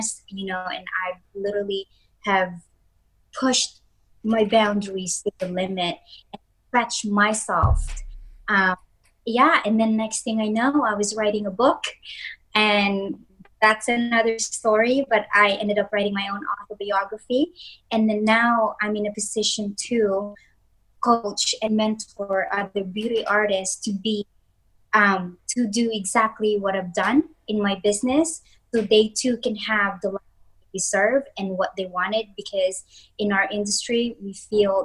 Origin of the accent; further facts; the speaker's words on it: Philippines; I'm also from the Philippines